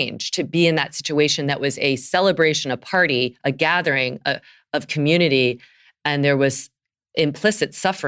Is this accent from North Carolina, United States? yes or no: yes; North Carolina, United States; I'm from North Carolina, this mm-hmm. the South, where yes, barbecues are so common, and that's like a party.